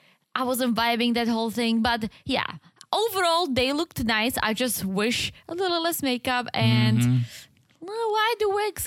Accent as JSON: {"language": "English", "country": "Czechia", "accent": "Czech", "second_language": "English"}